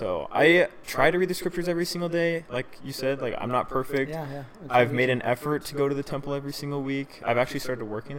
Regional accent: Boston, Massachusetts, United States; I feel like people are kind of different out there, and, like, I grew up in Boston.

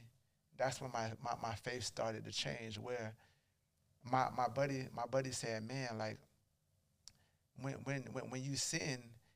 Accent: Charleston, South Carolina, United States; Now, I'm from Charleston. So I'm playing at I played at a small college called Charleston Southern.

